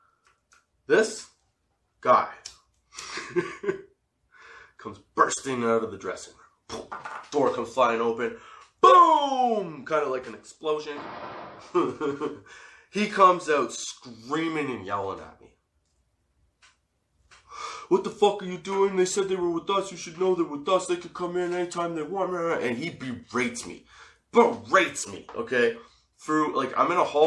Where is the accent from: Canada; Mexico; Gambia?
Canada; Being Canadian